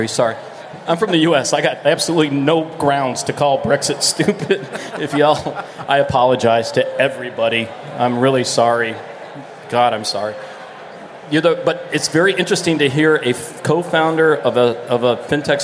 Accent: Florida, United States; I'm from Florida

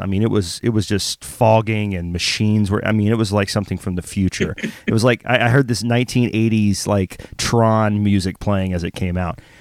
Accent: the South, United States; I grew up very poor in the South

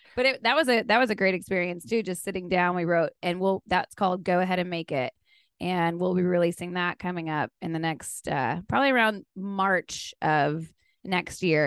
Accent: South Texas, United States; now in Nashville, United States; I'm from South Texas, born and raised, grew up hunting and fishing.

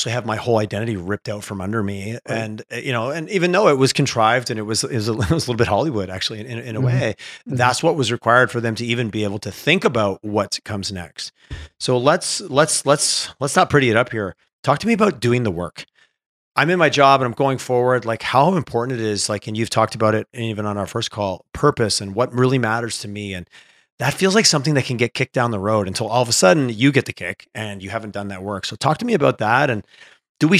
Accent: Quebec, Canada; I grew up in Quebec.

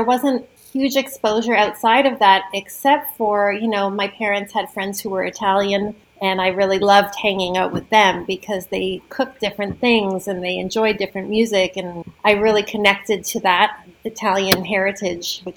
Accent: Toronto, Ontario, Canada; moved away as an adult; now in Stratford, Canada; I'm from Toronto

